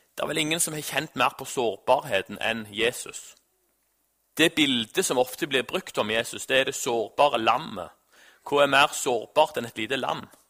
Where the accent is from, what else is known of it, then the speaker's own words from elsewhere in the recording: Norway; Jeg er jo nordmann